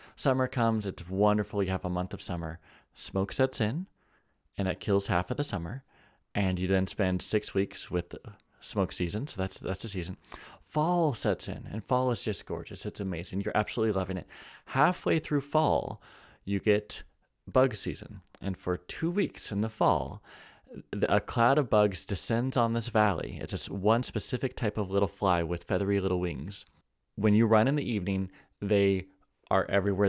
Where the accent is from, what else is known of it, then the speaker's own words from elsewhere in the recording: California, United States; now in North Idaho, United States; I also say this as a Californian. I was born in California